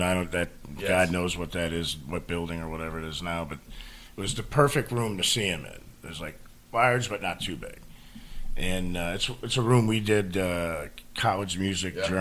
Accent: Niagara Falls, New York, United States

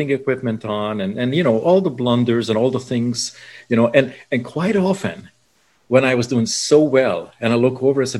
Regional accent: Budapest, Hungary; moved away; I was born in Budapest in Hungary

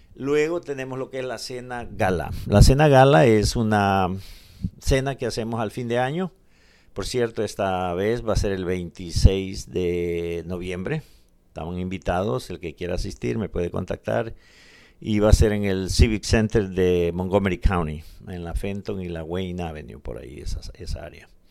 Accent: Guatajiagua, Morazán, El Salvador; now in United States; Yo soy de Morazán, de un departamento de Morazán y de un municipio que se llama Guatajiagua. De ahí soy originario.

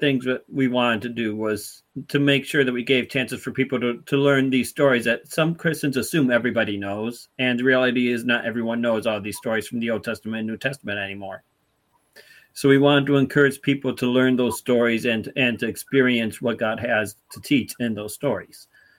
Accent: Muskegon, Michigan, United States; Muskegon is my hometown territory along with Darren's hometown territory.

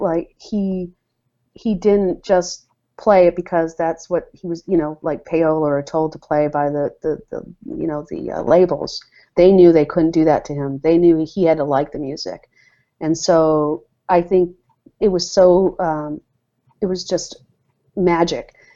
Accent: Ann Arbor, Michigan, United States; also born or lived in London, England / New York City / Detroit, Michigan; I grew up in the Michigan area, Ann Arbor, Michigan

